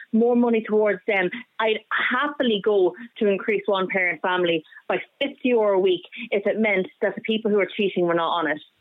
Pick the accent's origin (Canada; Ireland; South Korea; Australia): Ireland; as an Irish citizen.